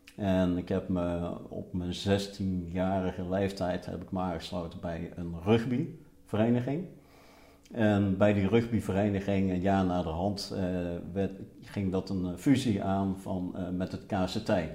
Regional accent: Roosendaal, North Brabant, Netherlands; also born or lived in Zevenaar; ik ben geboren in Zevenaar, maar eh, toen ik één jaar was, eh, is het eh, hele gezin verhuisd naar Roosendaal. En ik kwam in een nieuwbouwwijk van Roosendaal te wonen.

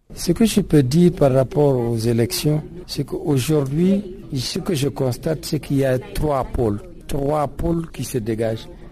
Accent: the North, northern Mali, Mali; je suis du Nord

